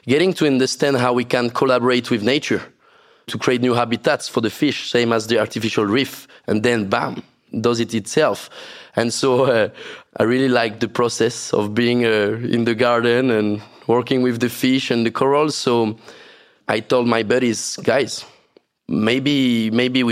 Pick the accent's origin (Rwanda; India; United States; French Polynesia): French Polynesia; growing up in Tahiti